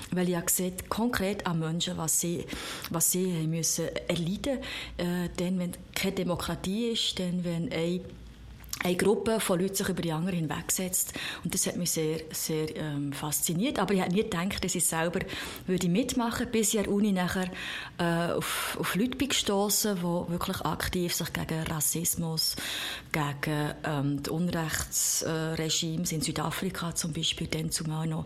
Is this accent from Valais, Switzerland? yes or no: no; Thun, Bern, Switzerland; Ja, ich bin in Thun aufgewachsen und dann hat es, glaube ich, in Thun noch gar keine Grünen gegeben